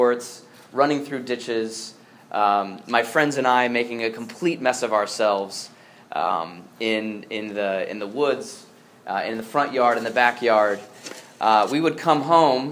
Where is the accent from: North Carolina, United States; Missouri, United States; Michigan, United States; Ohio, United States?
Ohio, United States; Northeast; moved away; I grew up in Northeast Ohio